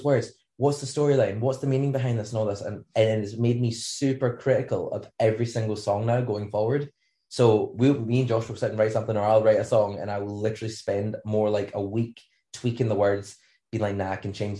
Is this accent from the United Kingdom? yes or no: yes; Scotland, United Kingdom; we have beaches, but they're freezing cold